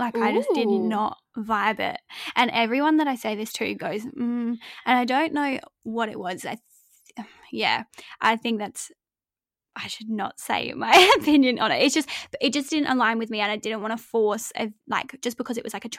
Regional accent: England, United Kingdom; because like I grew up in England, so it's constantly cold and raining

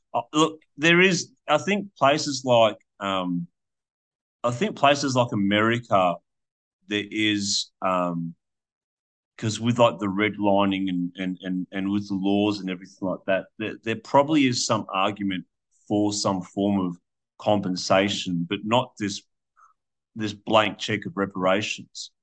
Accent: Australia; I hold a passport of being an Australian

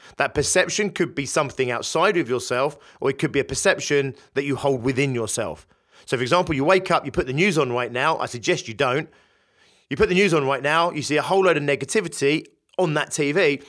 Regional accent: United Kingdom; In the U K, my home country

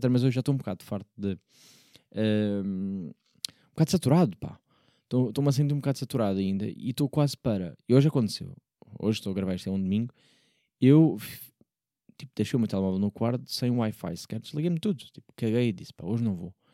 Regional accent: Porto, Norte, Portugal; accent: Porto; quando, do Porto, vejo que eu digo logo Porto com, com coisa, não é? Eu carrego logo ali no, vai um sotaque sem querer, pá, desculpem lá

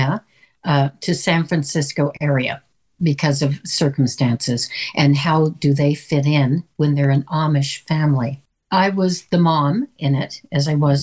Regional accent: the Midwest in Canada, the Prairies, Canada; moved away; I'm from the Midwest in Canada

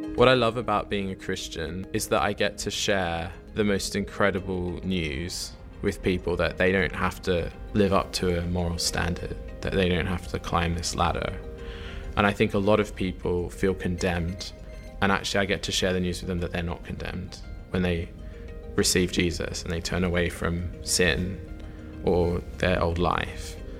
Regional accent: Sydney, New South Wales, Australia; moved away as an adult; now in Oxford, United Kingdom; I am from Sydney, Australia, originally.

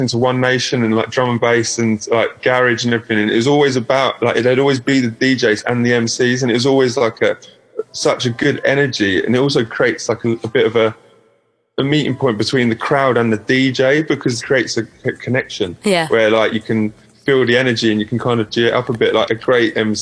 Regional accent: Broadstairs, South East England, United Kingdom; from Kent, or Broadstairs near Margate.

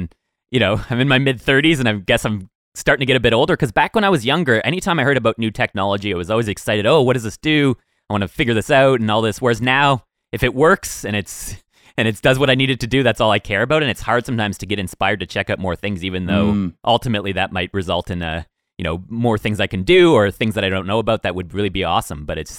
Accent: Woodstock, Ontario, Canada; we grew up near Woodstock, Ontario. So we'd travel to London to get some products

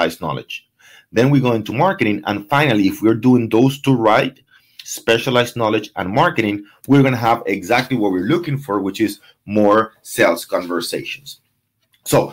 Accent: Venezuela; moved away; I'm from Venezuela

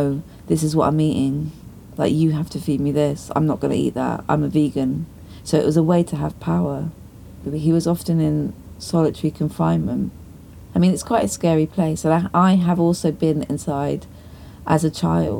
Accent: Dartmoor, South West England, United Kingdom; I was from Dartmoor

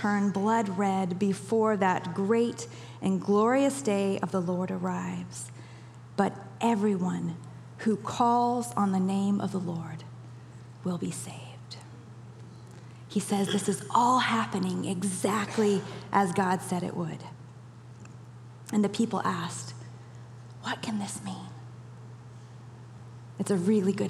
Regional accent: Kenya; moved away; I even remember growing up in Kenya

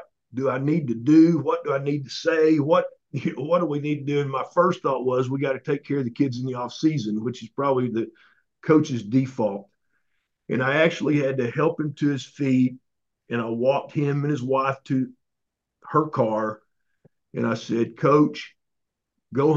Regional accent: Oklahoma, United States; I grew up in Oklahoma.

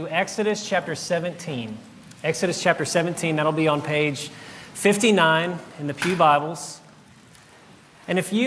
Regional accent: South Louisiana, United States; moved away as an adult; now in Jackson, United States; I grew up in South Louisiana

